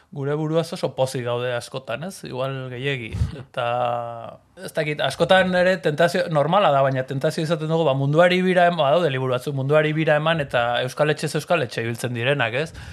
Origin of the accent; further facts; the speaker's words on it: San Sebastián, Basque Country, Spain; Donostiarra naiz, donostian bizizan naiz beti